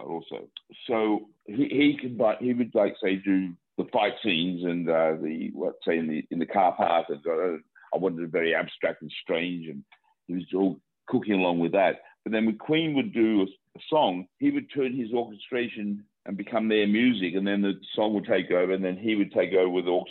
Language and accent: English; Australia; I'm Australian